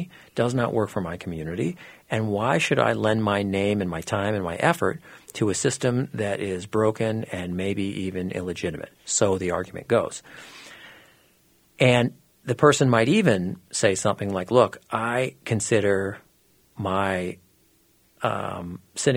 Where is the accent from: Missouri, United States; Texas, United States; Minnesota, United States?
Minnesota, United States; I was born and raised in Minnesota, but I went to school out of Minnesota